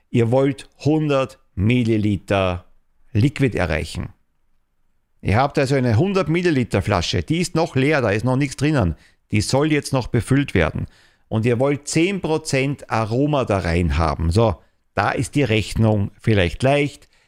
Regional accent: Austria; Also bei uns in Österreich Schlussrechnung.

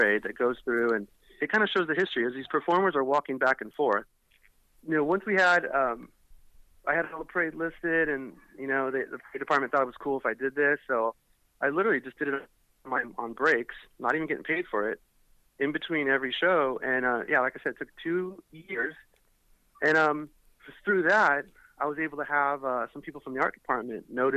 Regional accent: Orange County, California, United States; I grew up in Orange County and pretty much was raised at the park

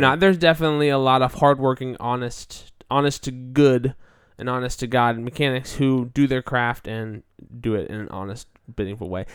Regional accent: United States

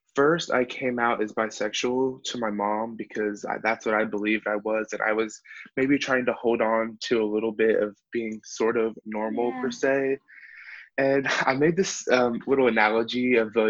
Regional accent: Nashville, Tennessee, United States; I'm from Nashville, Tennessee

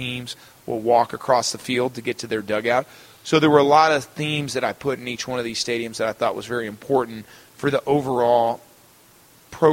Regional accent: Houston, Texas, United States; because it's my hometown team

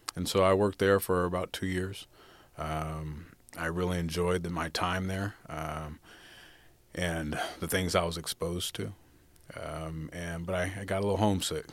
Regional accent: Fresno, California, United States; also born or lived in Los Angeles, California; I was raised primarily in Fresno, California

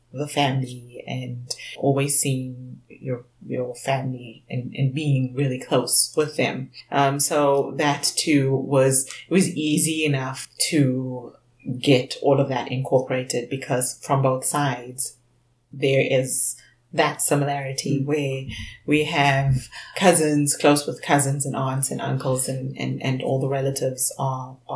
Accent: South Africa; now in Canada; when I came from South Africa to Canada

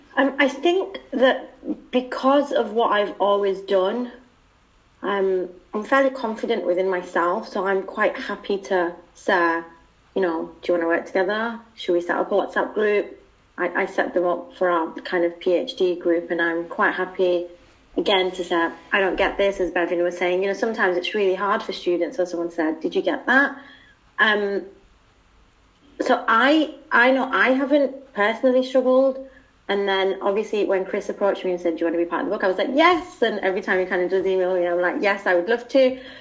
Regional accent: United Kingdom; accent: British; moved away; I think I'm the only British person in Alcor.

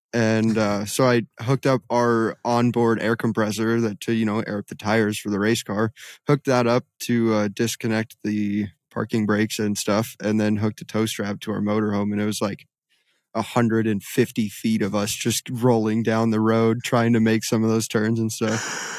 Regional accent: West Coast, United States; I grew up driving everywhere on the West Coast where you don't have to worry about low bridges

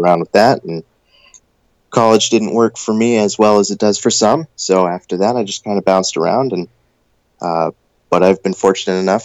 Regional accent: Maine, United States; growing up in Maine

